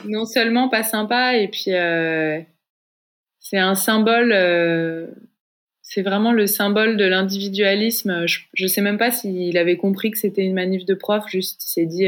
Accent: Paris region, west of Paris, Île-de-France, France; j'ai grandi en région parisienne, à l'ouest de Paris

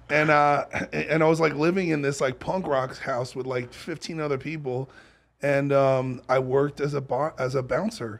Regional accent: New York, United States; moved away as an adult; also born or lived in Los Angeles; I'm from New York, and I grew up in the Bowery

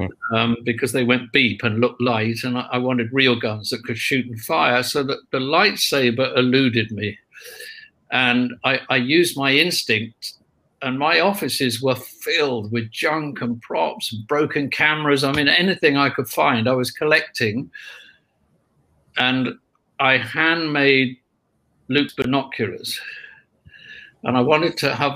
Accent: United Kingdom; we're British.

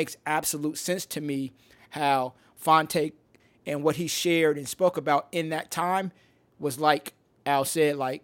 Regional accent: Midwest, United States; I grew up in the Midwest

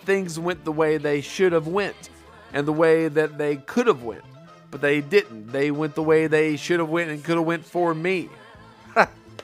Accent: Wise, Virginia, United States; also born or lived in Oak Harbor, Washington; We moved from Wise, Virginia, all the way across America to Washington State

